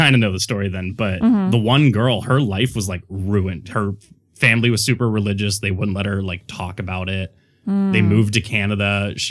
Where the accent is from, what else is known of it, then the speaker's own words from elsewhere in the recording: Mexico; I grew up in Mexico and there were stories about this.